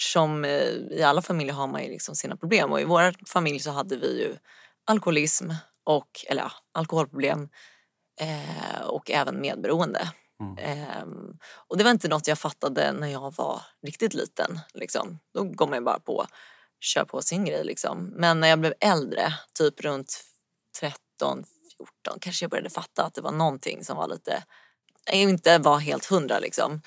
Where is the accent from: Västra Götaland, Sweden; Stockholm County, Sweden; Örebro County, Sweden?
Stockholm County, Sweden; Stockholm; now in Stocksund, Sweden; Uppvuxen i Vasastan eh, i Stockholm